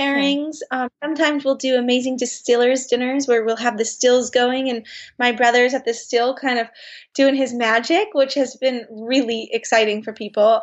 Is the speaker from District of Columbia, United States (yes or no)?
no; Bay Area, Marin County, California, United States; we grew up in the Bay Area and in Marin County